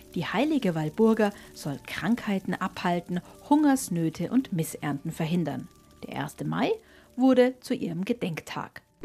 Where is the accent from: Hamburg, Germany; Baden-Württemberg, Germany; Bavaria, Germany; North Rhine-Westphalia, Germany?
Bavaria, Germany; Bei uns in Bayern